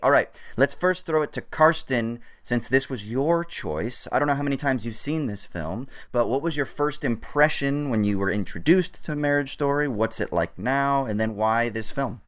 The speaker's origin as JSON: {"language": "English", "area": "Orange County", "region": "California", "country": "United States", "tie": "born or raised there", "said": "growing up in Orange County"}